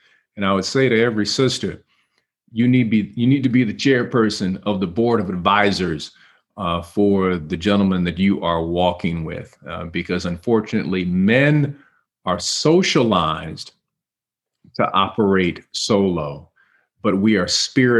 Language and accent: English; Cleveland, Ohio, United States; I had a crew of people I grew up with in Cleveland.